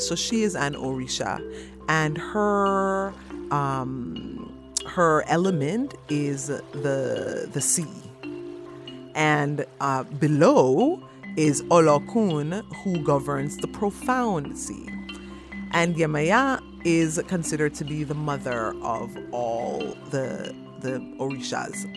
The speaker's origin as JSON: {"language": "English", "country": "Jamaica", "tie": "born or raised there", "moved": "yes", "lives_now": "Canada", "said": "an African, born and raised in Jamaica and on Turtle Island"}